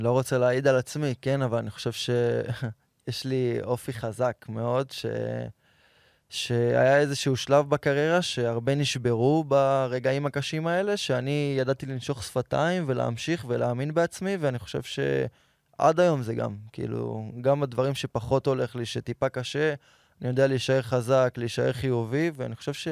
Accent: Petah Tikva, Central District, Israel; האמת, גדלתי בפתח תקווה. יש חלק מהמשפחה של אבא שלי מכבי, חלק הפועל

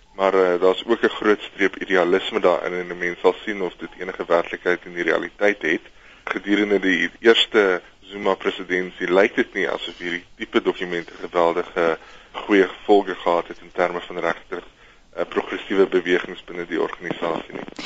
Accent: South Africa; ons as Suid-Afrikaners

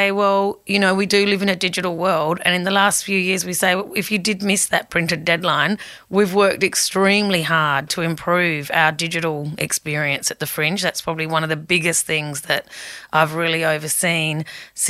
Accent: Whyalla, South Australia, Australia; also born or lived in United Kingdom / Sheffield, England; I grew up in Wyala when it was actually a really thriving town

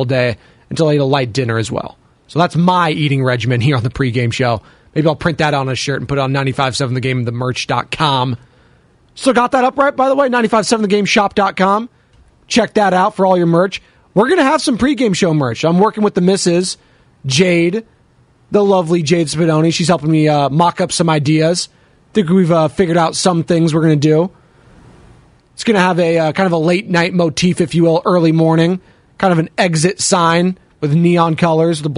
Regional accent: Monterey, California, United States; moved away as an adult; also born or lived in Salinas, California / Pacific Grove, California; now in Bay Area, United States; I grew up down in Monterey

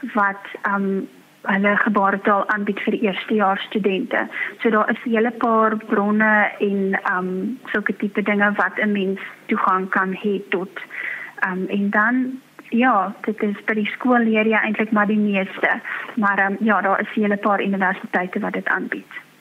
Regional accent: Free State, South Africa; now in Worcester, South Africa; ek is van die Vrystaat

